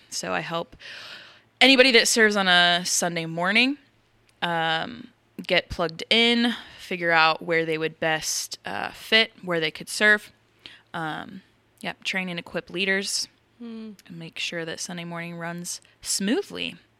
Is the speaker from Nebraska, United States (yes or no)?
yes; Omaha, Nebraska, United States; I am from Omaha. Nebraska.